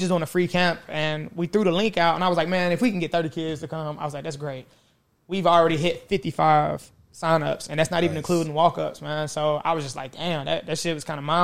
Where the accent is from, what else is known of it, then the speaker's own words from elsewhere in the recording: Columbia, Tennessee, United States; also born or lived in Nashville, Tennessee; I'm originally from Columbia, Tennessee.